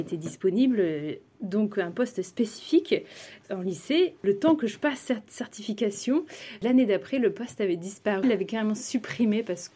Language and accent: French; a small town between Reims and Paris, north-east France, France; moved away as an adult; also born or lived in Maine-et-Loire; je suis originaire d'une petite ville entre Reims et Paris, donc plutôt dans le nord-est de la France